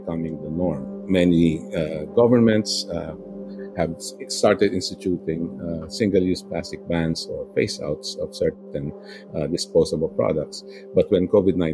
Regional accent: Philippines; When I was growing up in the Philippines

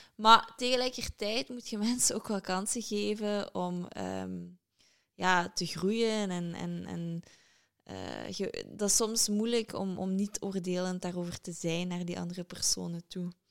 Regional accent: Limburg, Flanders, Belgium; moved away as an adult; also born or lived in London, United Kingdom; Uiteraard ben ik van Limburg.

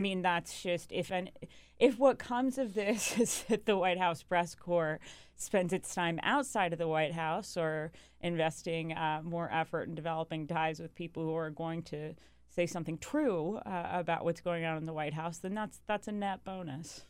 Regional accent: North Carolina, United States; I grew up in North Carolina

